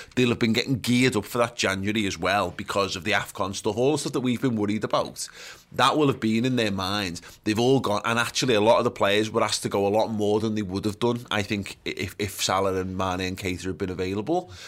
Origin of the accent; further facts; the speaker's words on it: England, United Kingdom; as English fans